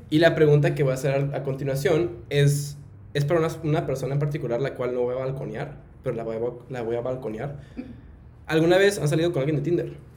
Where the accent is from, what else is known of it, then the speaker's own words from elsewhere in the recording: Mexico; que soy mexicano